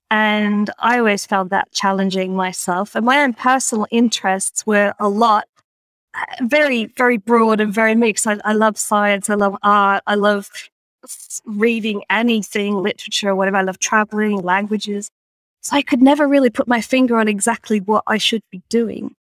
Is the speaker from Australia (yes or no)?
yes; Australia; having grown up in in I'm Australian, despite the accent, uh, which you may or may not recognise.